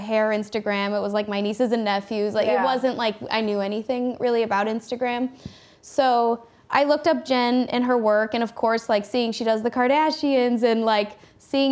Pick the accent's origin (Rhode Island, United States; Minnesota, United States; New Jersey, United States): Minnesota, United States; moved away as an adult; also born or lived in Los Angeles, United States; now in Chicago, United States; It's a 6 hour drive to my hometown